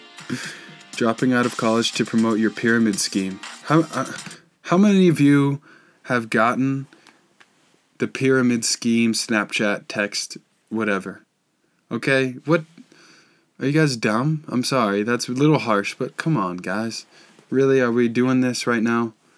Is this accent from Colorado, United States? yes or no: yes; Boulder, Colorado, United States; I'm from Boulder